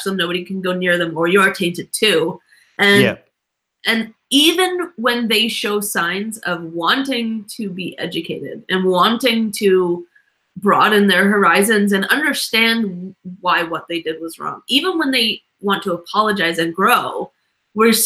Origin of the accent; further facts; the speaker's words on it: Canada; I'm a Canadian